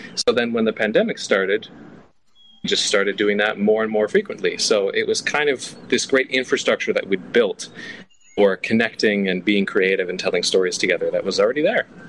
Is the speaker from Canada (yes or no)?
yes; Canada; also born or lived in Toronto; I'm Canadian. Uh, I live in Toronto, but I was in Vancouver.